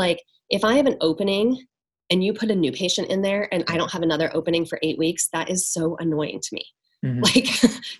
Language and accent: English; near Seattle, Washington, United States; In Washington. Okay. Near Seattle.